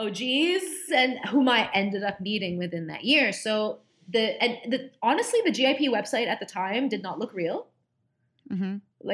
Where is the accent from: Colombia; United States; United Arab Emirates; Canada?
United Arab Emirates; Dubai; My grandparents, my Egyptian grandparents, I grew up with them in Dubai